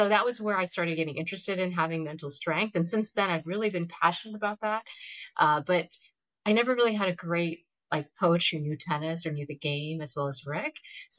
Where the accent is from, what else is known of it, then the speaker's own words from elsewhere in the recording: Georgia, United States; I grew up in Georgia